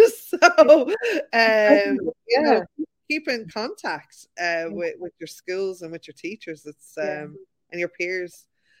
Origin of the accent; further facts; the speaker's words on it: Ireland; I think we do have that as Irish people, where, you know, we know we need to learn our boundaries.